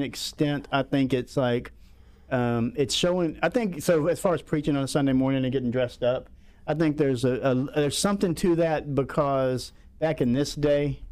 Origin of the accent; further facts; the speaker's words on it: Pensacola, Florida, United States; I'm from Pensacola, Florida